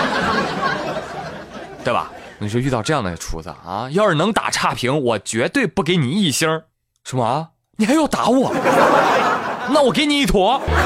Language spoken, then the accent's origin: Chinese; China; 我们中国人从来不惧怕什么外来物种